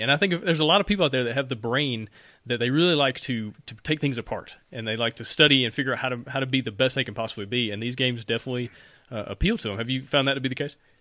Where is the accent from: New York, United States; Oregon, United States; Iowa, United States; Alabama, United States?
Alabama, United States; I'm from Alabama. We say things weird all the time